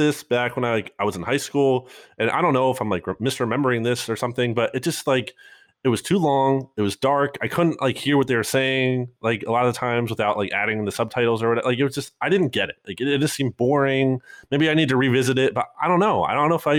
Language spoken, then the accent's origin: English; New Jersey, United States; moved away; I grew up in New Jersey a little bit